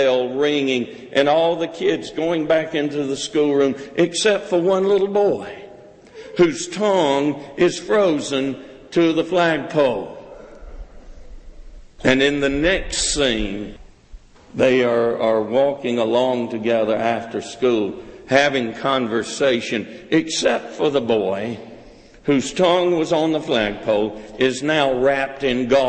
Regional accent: South Carolina, United States; I grew up in South Carolina, and when it snowed, we never went to school where I grew up

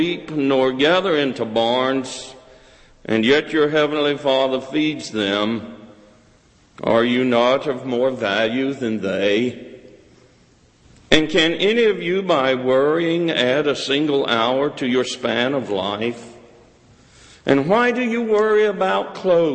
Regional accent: South Carolina, United States; I grew up in South Carolina, and when it snowed, we never went to school where I grew up

